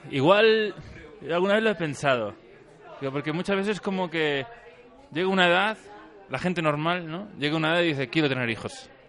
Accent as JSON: {"language": "Spanish", "region": "Guanajuato", "country": "Mexico", "said": "Que soy de Guanajuato, ojo."}